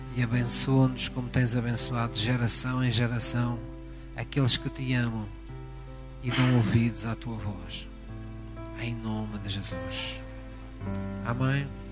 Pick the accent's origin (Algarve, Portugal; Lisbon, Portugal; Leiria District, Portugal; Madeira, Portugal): Algarve, Portugal; Esta é uma expressão que se utiliza muito na minha terra, no Algarve